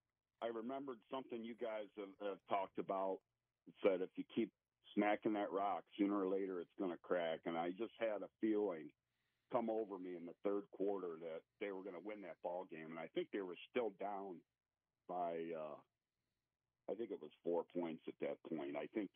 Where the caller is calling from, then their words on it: Sandusky, Ohio, United States; I'm actually in Sandusky, Ohio.